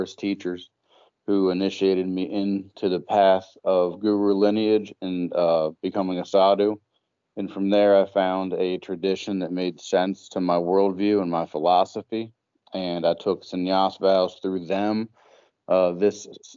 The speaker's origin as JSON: {"language": "English", "region": "Pennsylvania", "country": "United States", "first_language": "English", "moved": "yes", "lives_now": "Maryland, United States", "said": "I actually mostly reside in Maryland. Originally, I'm from Pennsylvania"}